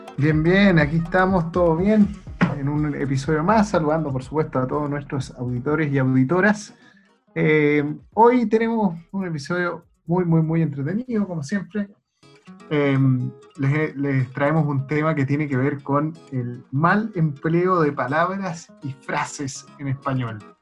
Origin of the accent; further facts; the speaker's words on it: Chile; los chilenos hablamos muy mala ¿eh? en comparación con nuestros pares latinoamericanos